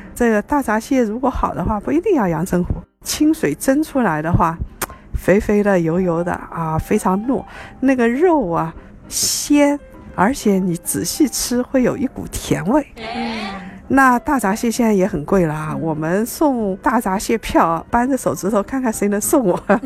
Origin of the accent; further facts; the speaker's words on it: Ningbo, Zhejiang, China; also born or lived in Shanghai; 我们宁波那边的人还特别爱吃臭的